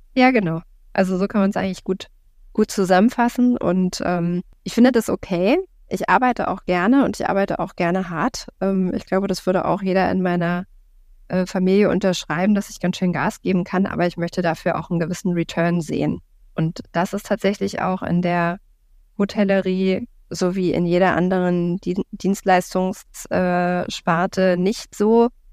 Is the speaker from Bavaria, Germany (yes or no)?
no; Berlin, Germany; komme aus Berlin, bin gebürtige Berlinerin tatsächlich auch